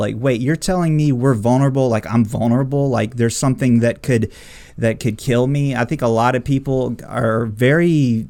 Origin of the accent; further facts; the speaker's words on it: United States; being an American